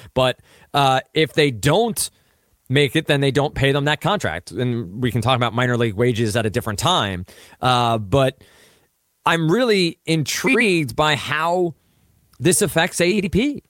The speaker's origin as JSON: {"language": "English", "region": "central New Jersey", "country": "United States", "moved": "yes", "lives_now": "Boston, United States", "said": "I'm from central Jersey"}